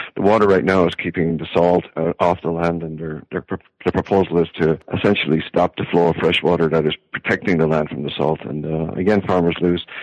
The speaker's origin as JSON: {"language": "English", "town": "Wexford", "region": "Leinster", "country": "Ireland", "moved": "as an adult", "lives_now": "Iowa, United States", "said": "I'm from Wexford"}